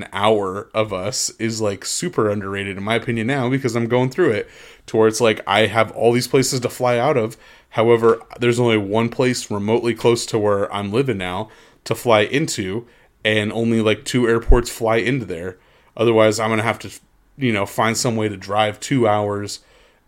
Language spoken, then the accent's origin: English; Anaheim, California, United States; moved away; I just grew up down the street from Disneyland